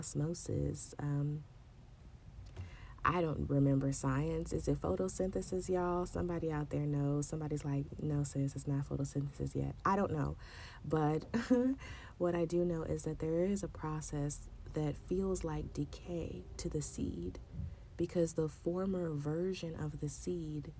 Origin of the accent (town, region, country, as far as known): San Diego, California, United States; born or raised there; moved away as an adult; now in Chicago, United States